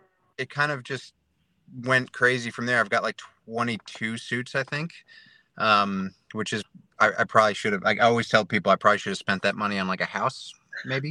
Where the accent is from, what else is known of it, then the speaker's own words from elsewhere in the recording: New Jersey, United States; moved away as an adult; now in Melbourne, Australia; I'm from New Jersey. I grew up until I was about 25, New Jersey, the United States, and I moved to Australia, Melbourne